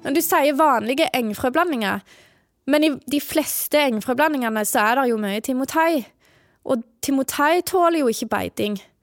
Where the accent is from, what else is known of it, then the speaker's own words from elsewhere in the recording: Jæren, Rogaland, Norway; jeg kommer jo fra Jæren, og der har vi jo ikke tid til å gå på skogen i jula når vi har så mange kyr å molke